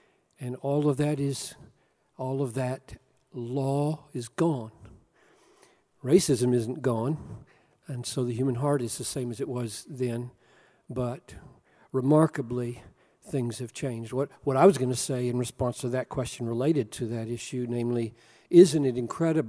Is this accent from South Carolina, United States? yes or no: yes; Greenville, South Carolina, United States; I grew up in Greenville, South Carolina, and remember white and colored drinking fountains and white and colored restrooms and white and colored seating places in doctor's offices.